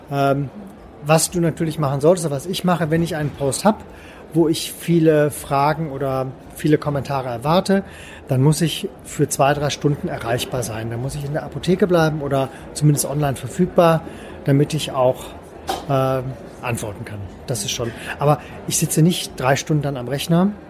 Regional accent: Cologne, North Rhine-Westphalia, Germany; Ich komme aus Köln, möchte in Köln. Ich möchte bei mir auf der Severinstraße verkaufen.

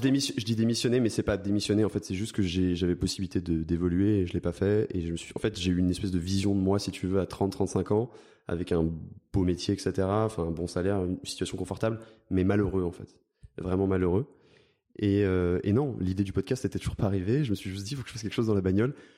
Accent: Spéracèdes, Provence-Alpes-Côte d'Azur, France; j'ai grandi dans le sud de la France, j'ai grandi euh, dans l'ARPI Grassois

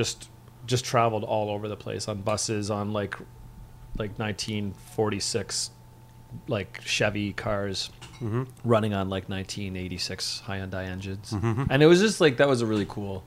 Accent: St. Catharines, Ontario, Canada; also born or lived in Guelph; I was raised in St. Catharines

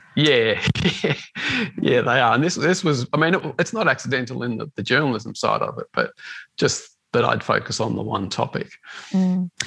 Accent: Melbourne, Victoria, Australia; I grew up in the western suburbs of Melbourne

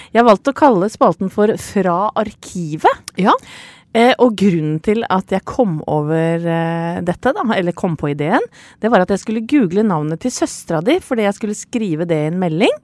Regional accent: Åsgårdstrand, Vestfold, Norway; hjemme i Stangsgate 12 i Åsgårdstrand, hvor jeg vokste opp

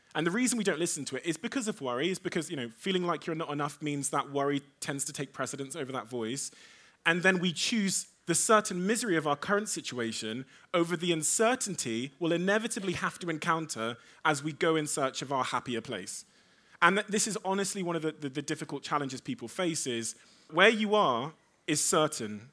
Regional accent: Devon, South West England, United Kingdom; also born or lived in Africa / Cornwall; I was born in Africa. I moved to the U K when I was a baby. I moved to Devon in Cornwall.

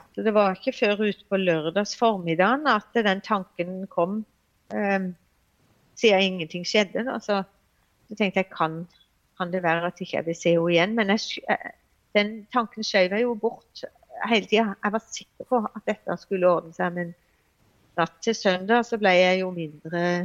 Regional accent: Evje og Hornnes, Agder, Norway; moved away as an adult; now in Grimstad, Norway; jeg er egentlig fra Evje og Hårnes eh, kommune

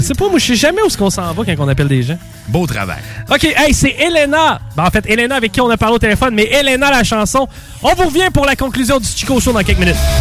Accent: Quebec City, Quebec, Canada; moi, je suis de Québec

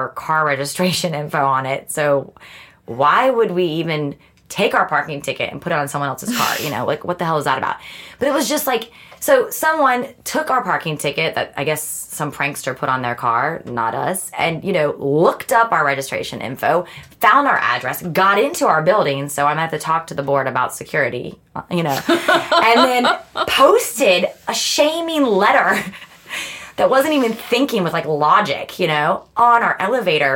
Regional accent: United States; also born or lived in London; now in Stockholm, Sweden; an American living in Sweden

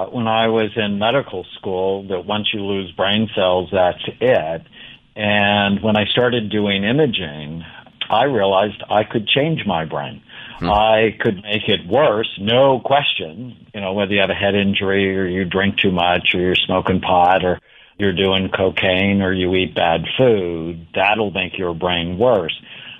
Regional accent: California, United States; So I grew up in Southern California. I'm one of seven children.

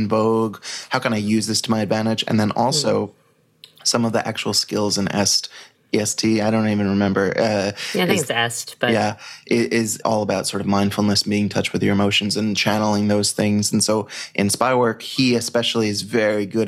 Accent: United States; I'm an American

